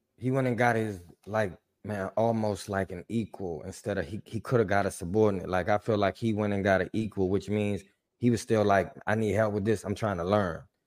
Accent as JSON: {"language": "English", "town": "Washington", "region": "District of Columbia", "country": "United States", "said": "I'm from D C. I, I grew up on Joe Gibbs"}